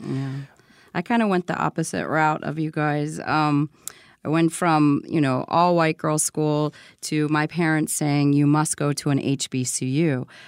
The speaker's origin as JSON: {"language": "English", "town": "Baltimore", "region": "Maryland", "country": "United States", "tie": "born or raised there", "also_born_or_lived": "Richmond, Virginia", "said": "I was born in Richmond, Virginia, so that first seven years of my life was Southern, uh, small community. And then from there, moved to Baltimore"}